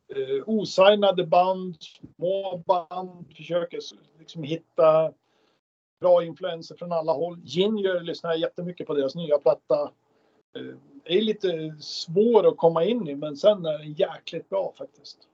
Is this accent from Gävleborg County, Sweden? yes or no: yes; Gävle, Gävleborg County, Sweden; lilla Gävle där vi kommer ifrån.